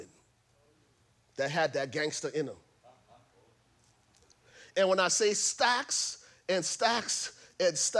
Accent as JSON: {"language": "English", "country": "Liberia", "said": "I'm from Liberia"}